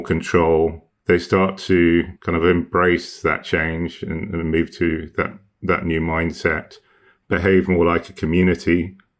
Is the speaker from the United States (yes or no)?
no; Hong Kong; I grew up in Hong Kong in the, in the eighties and nineties